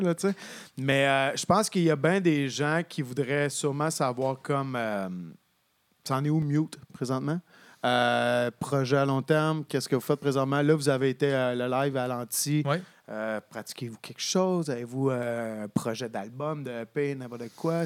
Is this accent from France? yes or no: no; Sherbrooke, Quebec, Canada; je viens de Sherbrooke